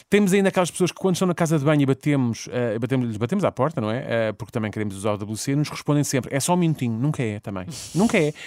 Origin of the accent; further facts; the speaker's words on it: Portugal; nós também somos, somos portugueses